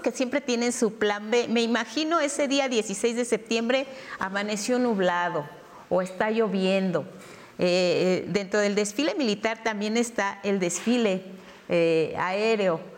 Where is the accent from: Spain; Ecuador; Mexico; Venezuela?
Mexico; como mexicanos